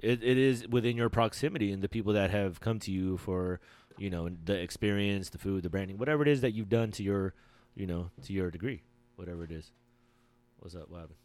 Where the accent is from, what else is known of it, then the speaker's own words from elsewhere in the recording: Philippines; I'm Filipino